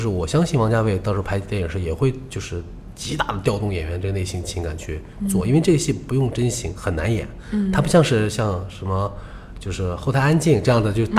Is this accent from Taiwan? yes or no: no; Shanghai, China; 我们首先是，呃，比如说我们是说上海话的演员，必须是上海人。